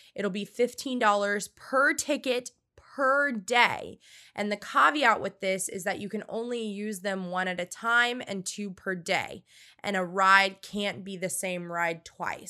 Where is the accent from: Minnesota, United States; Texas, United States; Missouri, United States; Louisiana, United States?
Louisiana, United States; now in Orlando, United States; I am from Louisiana